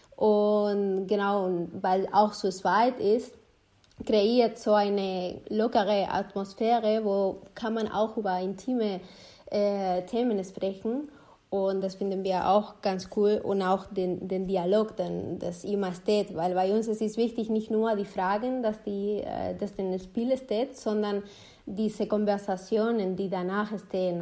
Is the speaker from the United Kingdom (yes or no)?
no; Spain; German is a second language; now in Germany; ich komme zum Beispiel aus Spanien